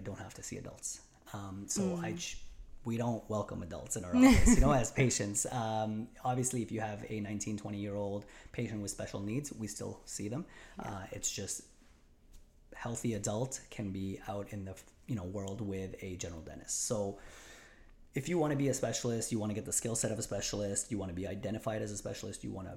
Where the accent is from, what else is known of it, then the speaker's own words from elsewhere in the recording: Montreal, Quebec, Canada; moved away as an adult; also born or lived in Rochester, New York; I born and raised in Montreal, lived my whole life